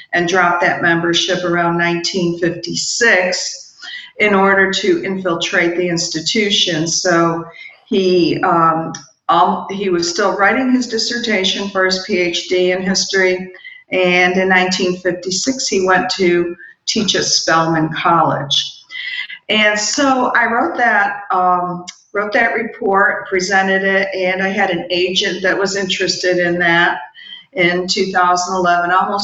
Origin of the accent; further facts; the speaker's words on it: Rochester, New York, United States; also born or lived in Slovenia; was born in what was then communist Yugoslavia, in Slovenia specifically. My parents brought me here to Rochester, New York when I was 2 years old. And I grew up in Rochester.